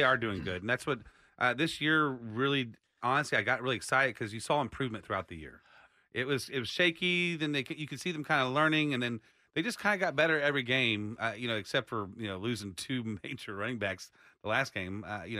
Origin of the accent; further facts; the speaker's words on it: Austin, Texas, United States; accent: twang; since we're from Austin and Texas